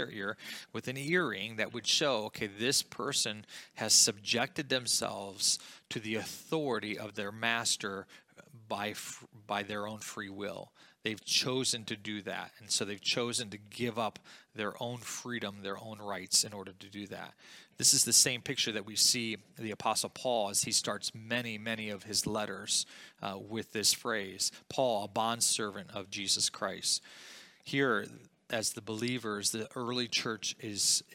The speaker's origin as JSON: {"language": "English", "country": "United States", "said": "We are blessed to be here in America. God calls me to live my life not as an American."}